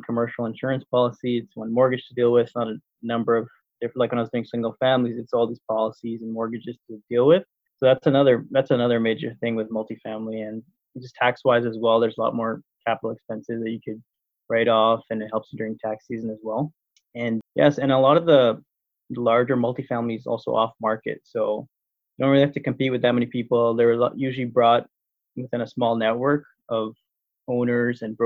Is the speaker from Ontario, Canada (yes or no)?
yes; Toronto, Ontario, Canada; moved away as an adult; now in Windsor, Canada; I'm originally from Toronto